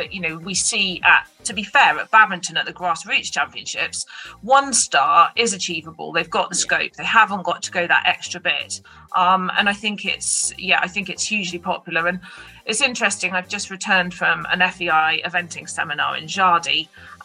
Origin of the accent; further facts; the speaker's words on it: Devon, South West England, United Kingdom; I've always been southern based just by nature of, you know, being kind of born and bred in Devon